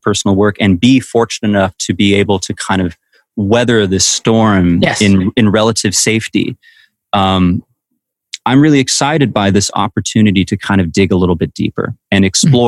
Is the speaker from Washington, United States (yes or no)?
yes; Walla Walla, Washington, United States; my dad used to own a John Deere dealership in my hometown of Walla Walla, Washington